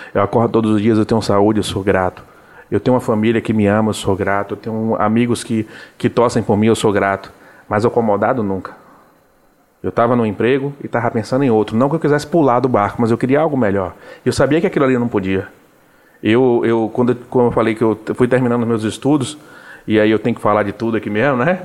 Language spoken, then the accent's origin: Portuguese; Salvador, Bahia, Brazil; accent: Baiano; also born or lived in São Luís, Maranhão; sou nascido ali do Cabula 4, sou daquela região ali do lado do Pomar, perto da Uneb